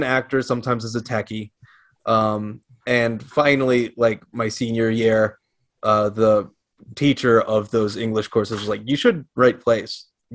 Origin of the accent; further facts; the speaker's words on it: Omaha, Nebraska, United States; also born or lived in Lincoln, Nebraska; So I was born in Omaha, Nebraska. I lived there most of my life. I went to school all the way through high school